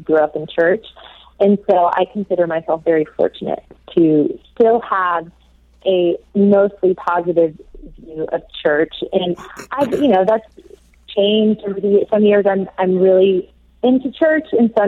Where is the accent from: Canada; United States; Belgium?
United States; the South; also born or lived in Oxford, England; I'm from the South and have always kind of lived in the Bible Belt of the U.S., as it's called.